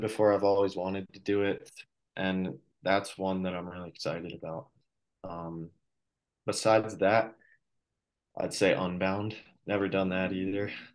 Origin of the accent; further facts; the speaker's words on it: Colorado, United States; I'm from Colorado